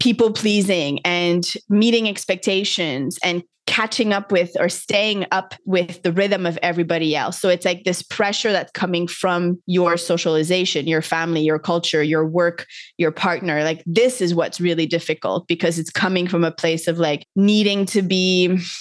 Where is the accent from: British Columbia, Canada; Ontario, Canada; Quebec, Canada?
Quebec, Canada; Montreal; moved away as an adult; now in Costa Rica; I grew up in Montreal, Canada